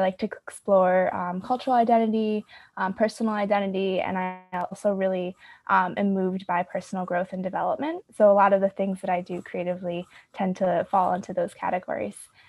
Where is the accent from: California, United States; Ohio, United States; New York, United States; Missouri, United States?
New York, United States; Rochester; I'm currently, uh, on Seneca land, uh, in my hometown in Rochester